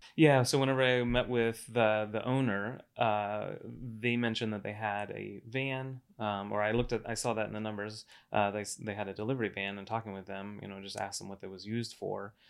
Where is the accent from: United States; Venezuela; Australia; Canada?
United States; Cocoa Beach, Florida; moved away as an adult; also born or lived in Atlanta; now in Las Vegas, United States; i grew up in florida uh over uh, cocoa beach area cape canaveral